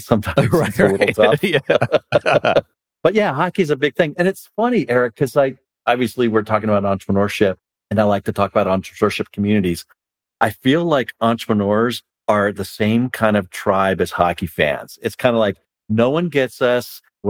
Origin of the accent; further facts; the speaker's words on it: Philadelphia, Pennsylvania, United States; also born or lived in Chicago / Lancaster, Pennsylvania; now in Raleigh, United States; I'm from Philadelphia.